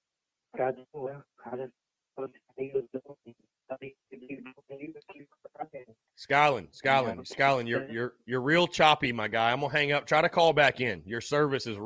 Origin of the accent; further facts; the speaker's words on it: North Augusta, South Carolina, United States; I'm from North Augusta. I'm from the local area